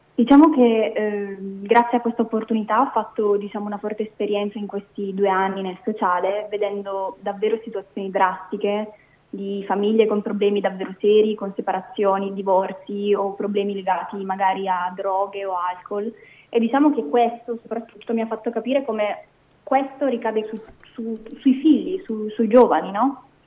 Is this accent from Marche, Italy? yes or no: no; Sicily, Italy; also born or lived in Calabria (parents); now in Brescia, Italy; i miei genitori sono entrambi calabresi e io sono nata in Sicilia